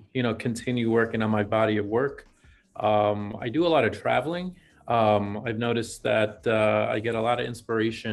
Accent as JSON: {"language": "English", "country": "Ecuador", "tie": "born or raised there", "moved": "yes", "lives_now": "New York, United States", "said": "I'm from Ecuador originally, or was born in Ecuador."}